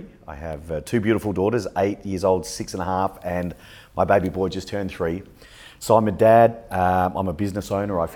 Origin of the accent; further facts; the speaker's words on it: Adelaide, South Australia, Australia; also born or lived in Essex; now in Sydney, Australia; I grew up in Adelaide, South Australia, and that's where the majority of my bodybuilding was done